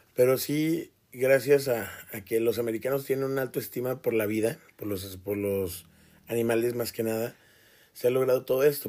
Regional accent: Toluca, State of Mexico, Mexico; now in Ciudad Juárez, Mexico; yo crecí en Toluca, eh, en el Estado de México

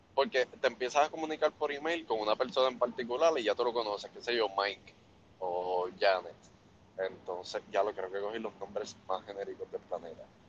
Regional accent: Puerto Rico; como buenos puertorriqueños

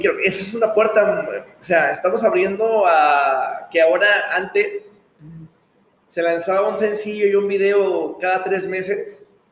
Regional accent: Guadalajara, Jalisco, Mexico; also born or lived in Monterrey; now in Mexico City, Mexico; soy de Guadalajara

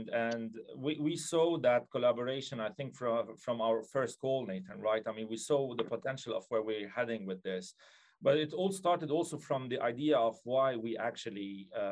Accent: Lebanon; I grew up in Lebanon, hence my surname

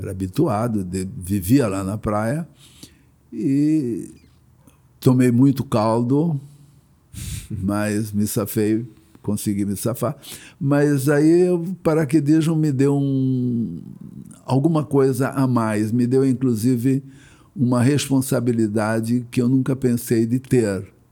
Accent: Blumenau, Santa Catarina, Brazil; now in Rio de Janeiro, Brazil; vim de Blumenau

